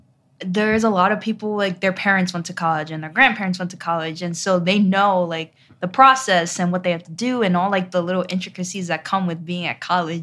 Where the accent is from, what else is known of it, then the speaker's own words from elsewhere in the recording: New York City, New York, United States; I'm from New York City.